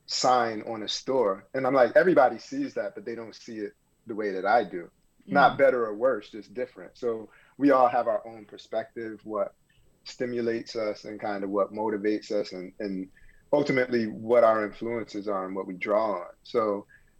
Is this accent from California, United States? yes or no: no; Bloomfield, Connecticut, United States; moved away; also born or lived in Brooklyn, New York; I grew up in Connecticut, in Bloomfield, Connecticut